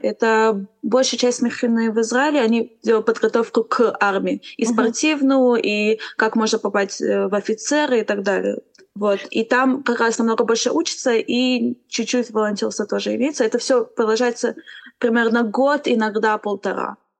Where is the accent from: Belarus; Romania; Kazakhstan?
Romania; now in Israel